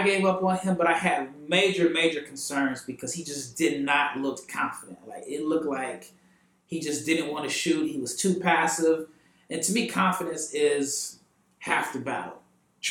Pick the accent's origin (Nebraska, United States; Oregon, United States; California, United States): Nebraska, United States; Omaha; moved away; We are from Omaha, Nebraska